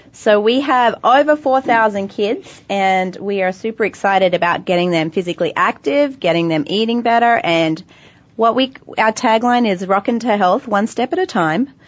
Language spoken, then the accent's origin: English; Australia; I'm Australian.